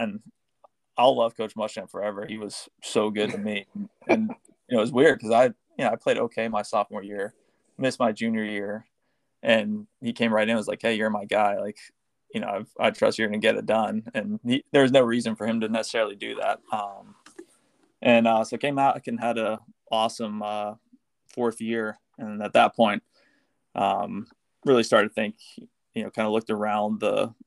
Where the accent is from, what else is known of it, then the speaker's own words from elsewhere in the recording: St. Augustine, Florida, United States; I grew up in St. Augustine, so smaller town